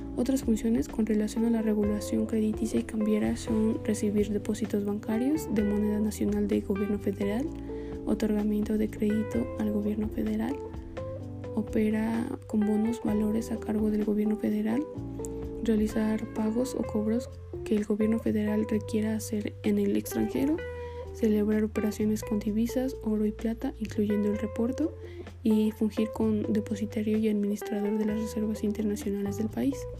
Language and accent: Spanish; Mexico